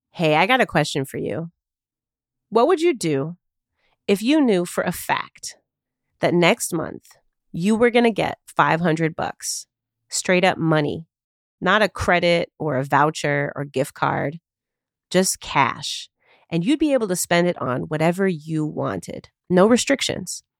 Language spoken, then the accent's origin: English; Chicago, Illinois, United States; I live and work in Chicago, my hometown